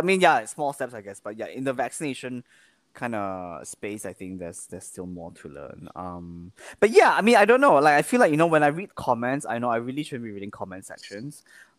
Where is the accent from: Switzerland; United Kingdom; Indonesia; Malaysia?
Malaysia; Kuala Lumpur; now in Singapore; I can't go back to go see my mom without, in KL